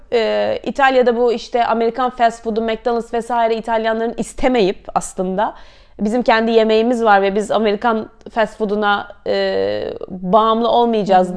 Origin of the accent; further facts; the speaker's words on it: Istanbul, Turkey; moved away as an adult; also born or lived in Canterbury, United Kingdom / Paris, France; 83 İstanbul doğumluyum.